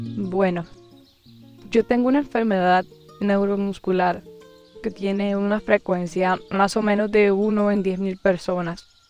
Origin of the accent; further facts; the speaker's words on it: Cartagena, Bolívar, Colombia; also born or lived in Barranquilla; nací en Barranquilla. Y más o menos desde que tengo unos dos años de edad vivo acá en Cartagena.